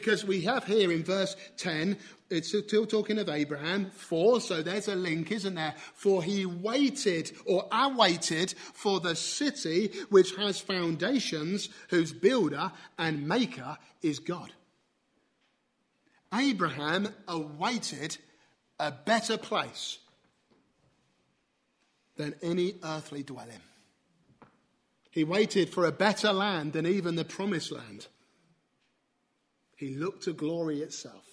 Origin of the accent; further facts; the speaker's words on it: near Canterbury, South East England, United Kingdom; near where I grew up in Canterbury